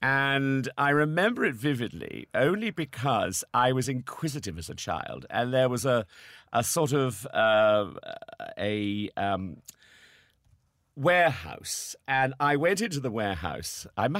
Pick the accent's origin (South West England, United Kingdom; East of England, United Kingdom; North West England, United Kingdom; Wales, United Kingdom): South West England, United Kingdom; Salisbury; moved away as an adult; also born or lived in Oldham; Salisbury is my hometown